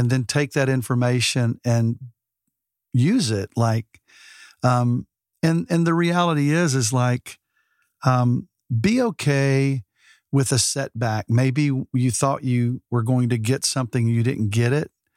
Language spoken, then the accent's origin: English; Alabama, United States; now in Texas, United States; I'm from Alabama